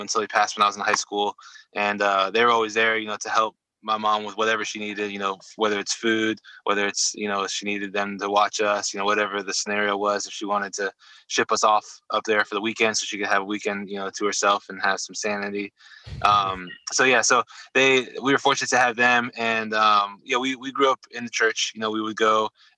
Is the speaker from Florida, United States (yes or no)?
yes; Venice, Florida, United States; also born or lived in Omaha, Nebraska / Atlanta, Georgia; We moved from Georgia to, I think Sarasota or Venice, maybe Bradenton. Really early on, maybe, you know, when I was like two or one or two-ish. And so I've been down there ever since.